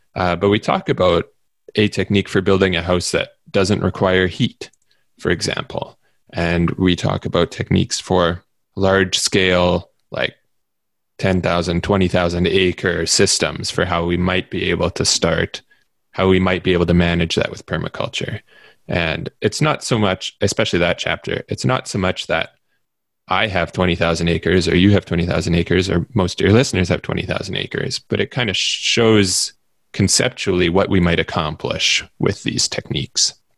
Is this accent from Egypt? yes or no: no; Manitoba, Canada; where I live in Canada, uh, especially where I grew up in Manitoba